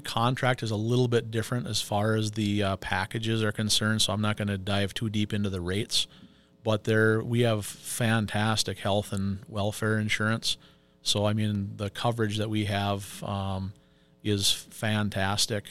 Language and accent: English; Pine City, Minnesota, United States; moved away as an adult; now in Two Harbors, United States; I am originally from Pine City. Um, I was born and raised down there.